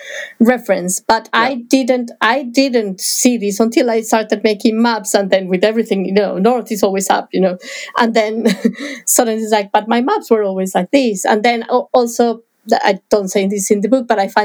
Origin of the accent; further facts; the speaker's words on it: Bogotá, Bogotá Capital District, Colombia; moved away; where I was born in Bogota